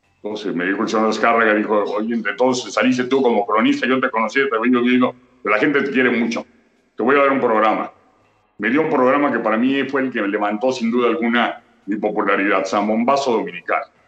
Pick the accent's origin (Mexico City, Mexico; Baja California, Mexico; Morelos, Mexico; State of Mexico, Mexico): Mexico City, Mexico; also born or lived in Tampico; nací en Tampico, pero es muy niño. A, los año y medio, año, ocho meses llegué a México. Viví toda mi vida en la del Valle.